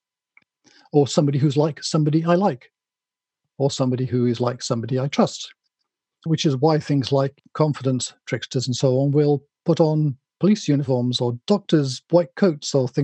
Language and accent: English; Wales, United Kingdom; I'm not English, I'm Welsh